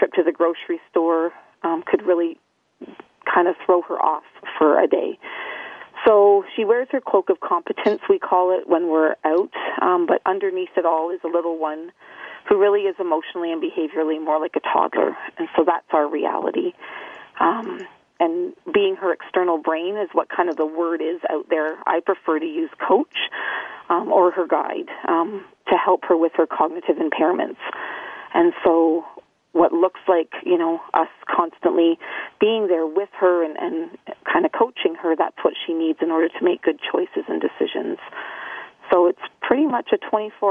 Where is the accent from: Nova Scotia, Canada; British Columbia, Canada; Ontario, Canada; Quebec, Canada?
Ontario, Canada; also born or lived in Winnipeg, Manitoba; I was born in Winnipeg, Manitoba, and I was adopted at 10 days old into a family with three older brothers, and then moved to Ontario when I was three.